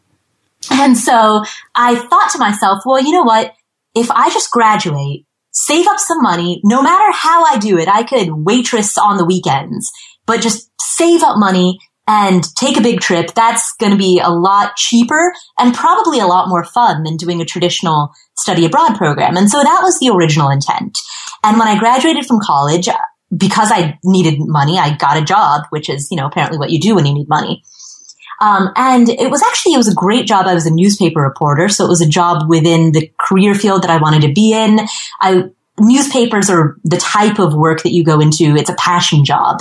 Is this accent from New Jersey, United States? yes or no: no; Ohio, United States; born or raised there; also born or lived in Kathmandu, Nepal; now in Atlanta, United States